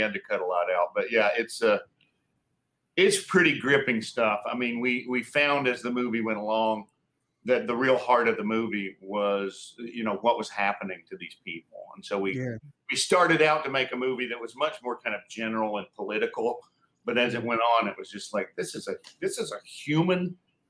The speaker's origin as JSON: {"language": "English", "region": "mountains of North Carolina", "country": "United States", "tie": "born or raised there", "moved": "yes", "lives_now": "California, United States", "said": "I'm from Carolina. I grew up in the mountains of North Carolina."}